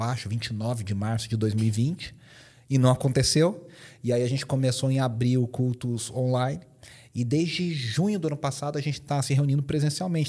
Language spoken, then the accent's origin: Portuguese; Poços de Caldas, Minas Gerais, Brazil; accent: mineiro; now in São Paulo, Brazil; Eu sou mineiro, de Poços de Caldas, então meu, meu sotaque vai entregar muito que eu sou mineiro.